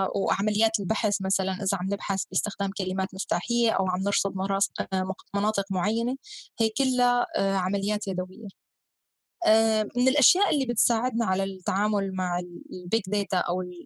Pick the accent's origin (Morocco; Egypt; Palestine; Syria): Syria; نحن كسوريين